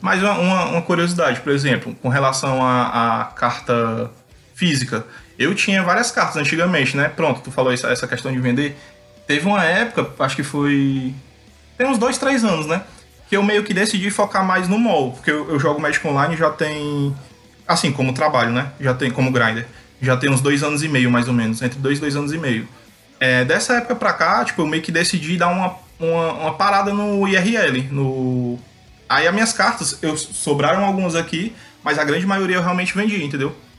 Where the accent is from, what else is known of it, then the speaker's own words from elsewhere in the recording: Fortaleza, Ceará, Brazil; sou de Fortaleza, Ceará.